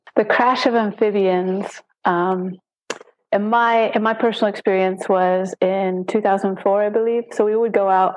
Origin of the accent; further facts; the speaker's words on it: Wisconsin, United States; moved away as an adult; now in Panama; I'm originally from Wisconsin